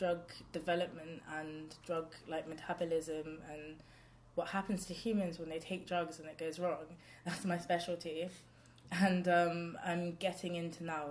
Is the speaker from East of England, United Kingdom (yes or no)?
no; London, United Kingdom; also born or lived in Islington; I'm Hackney born and bred